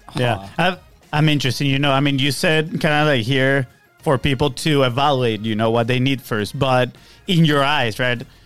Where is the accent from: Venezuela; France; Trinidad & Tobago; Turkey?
Venezuela; now in Florida, United States; we are from Venezuela